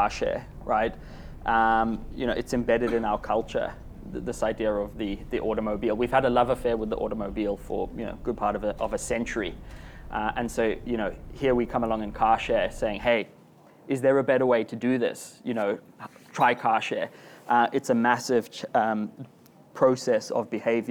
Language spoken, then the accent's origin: English; Zimbabwe; now in Australia; if you think I've got a funny accent, it's because I do. I'm from Zimbabwe in Southern Africa